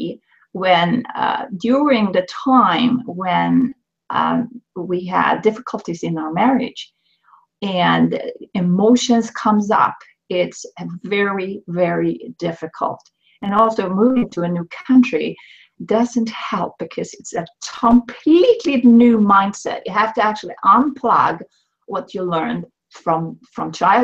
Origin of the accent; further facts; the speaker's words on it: Sweden; moved away as an adult; now in Canada; I was born in Sweden to an academic family